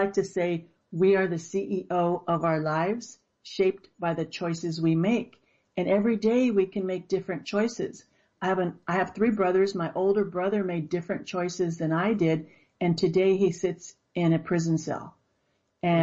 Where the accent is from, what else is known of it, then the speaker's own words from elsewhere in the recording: Los Angeles, California, United States; I grew up in the inner city of Los Angeles, surrounded by gangs and drugs